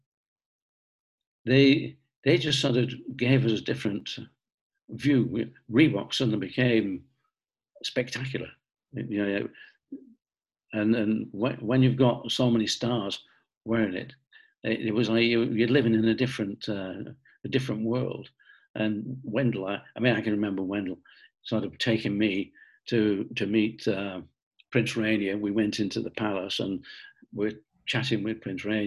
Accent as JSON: {"language": "English", "town": "Bolton", "region": "North West England", "country": "United Kingdom", "tie": "born or raised there", "said": "being born in Bolton, growing up in Bolton, and really we built our international office in Bolton. And yes, I am from Bolton"}